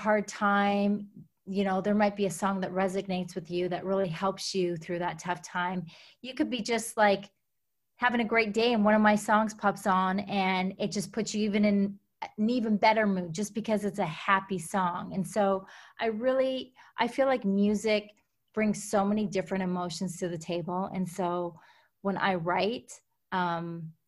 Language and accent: English; Alberta, Canada; I was born and raised up in Canada, on a farm up in Alberta, Canada. So small town.